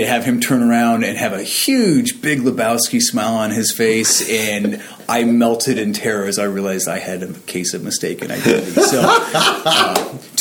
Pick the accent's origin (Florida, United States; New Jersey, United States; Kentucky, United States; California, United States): California, United States; San Diego; moved away as an adult; also born or lived in Virginia Beach; now in Allentown, United States; born and raised in San Diego, and joined the Navy at 17.